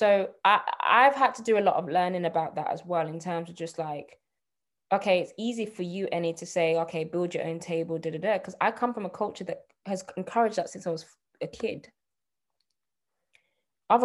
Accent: Nigeria; But, so for example, I'm Nigerian. Most Nigerians I talk to are super forward thinking.

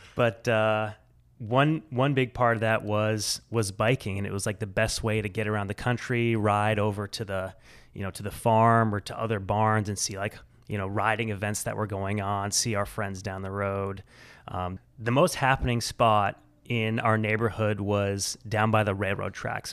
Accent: central Illinois, United States; now in Portland, Maine, United States; I grew up far from here in, uh, central Illinois.

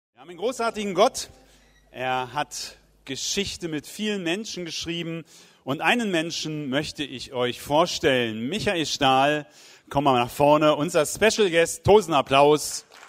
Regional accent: Wiedenest, North Rhine-Westphalia, Germany; hier in Wiedenest in meiner Heimat.

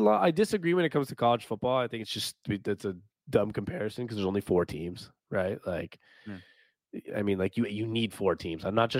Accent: Seattle, Washington, United States; now in Phoenix, United States; we're from Seattle. We have Seattle podcasts, a lot of Seattle. We have our own Seattle pages and do a lot of Seattle content. But we do live in Phoenix, Arizona.

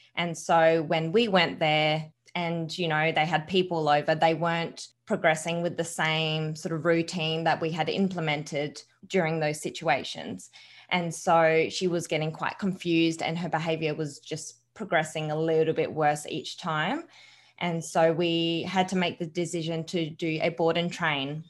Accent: Adelaide, South Australia, Australia; born and raised in Adelaide, so I haven't moved anywhere

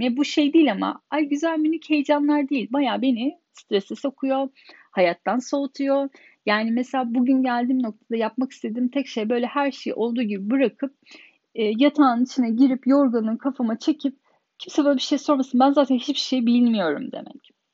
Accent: Turkey; moved away as an adult; now in Germany; 10 kişinin 9'u Alman, tek Türk benim ve burada doğup büyümedim. Almanca benim ana dilim değil.

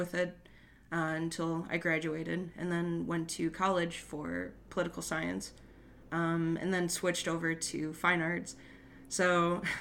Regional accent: west suburbs of Chicago, Illinois, United States; West suburbs. West Chicago, Carroll Stream, Villa Park

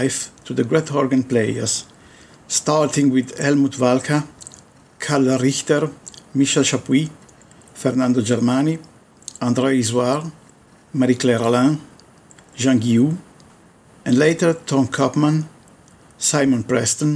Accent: Turin, Piedmont, Italy; also born or lived in Pinerolo; I was born in Turin, but when I was 11, my parents moved up to a town called Pinerolo

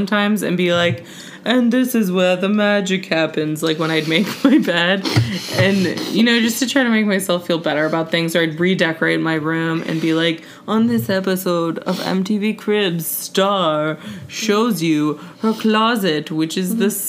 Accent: Singapore; this, you know, book is loosely based on, like, my childhood and my experience growing up in Singapore

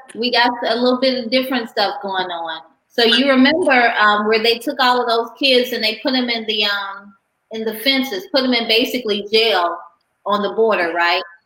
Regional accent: Chicago, Illinois, United States; I'm from Chicago

